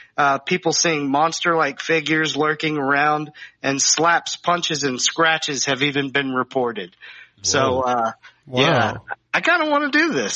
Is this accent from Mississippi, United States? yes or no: no; North Carolina, United States; Asheville's about 45 minutes from where I grew up in North Carolina, so feels a little local.